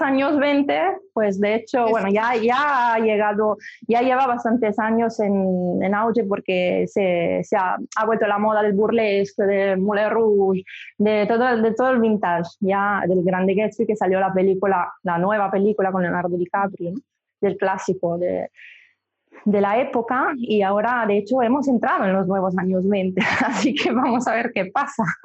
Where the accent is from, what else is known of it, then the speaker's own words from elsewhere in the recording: Milan, Lombardy, Italy; Spanish is a second language; moved away; Soy de Milán, soy italiana, empecé allí, me formé